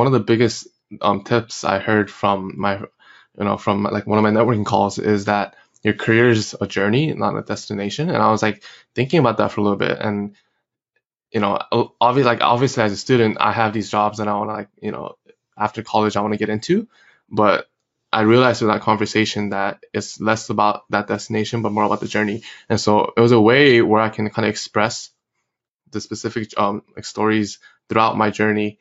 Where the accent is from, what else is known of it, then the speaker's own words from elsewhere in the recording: California, United States; moved away as an adult; also born or lived in Korea / Los Angeles / Emory University (Georgia); I was actually born in Korea, and I came over to the States when I was 8 years old. And I grew up in California, you know, in all middle school, high school